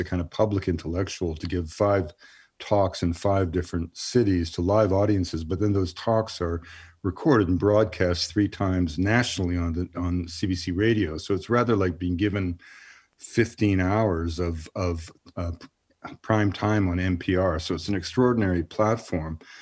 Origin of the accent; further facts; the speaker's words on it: Montreal, Quebec, Canada; moved away; also born or lived in Western Canada; I grew up in Montreal because my father was transferred there for a while.